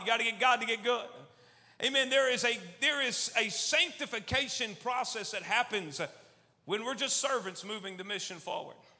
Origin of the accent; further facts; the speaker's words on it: Austin, Texas, United States; also born or lived in Albany, New York; I'm from Texas, as you can probably tell. Was born up north in New York, actually in Albany, New York, but six months old or so, and I was uh, moved to Austin, Texas, and was raised there